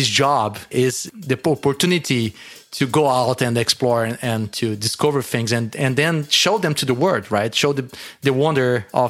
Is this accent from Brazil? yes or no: yes; Brazil; being a Brazilian